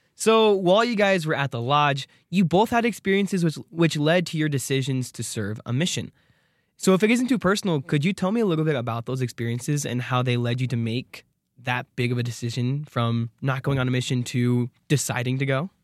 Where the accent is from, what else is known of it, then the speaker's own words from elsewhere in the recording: Arizona, United States; I'm from Arizona